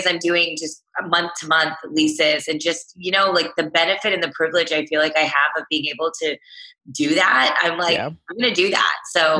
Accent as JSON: {"language": "English", "region": "Texas", "country": "United States", "tie": "born or raised there", "also_born_or_lived": "Chicago, Illinois / Los Angeles, California", "said": "I grew up in Texas my whole life."}